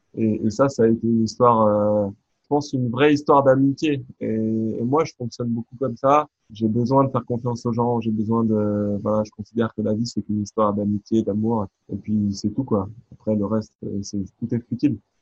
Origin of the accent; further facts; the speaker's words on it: France; un garçon comme moi, bah, né en France, français de culture française